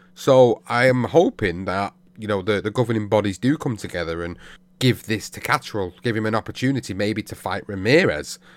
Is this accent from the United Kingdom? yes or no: yes; United Kingdom; as British fight fans